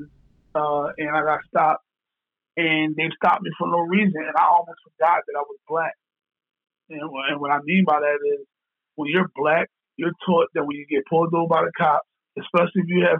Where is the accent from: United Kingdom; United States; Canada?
United States; Philadelphia, Pennsylvania; growing up in Kensington.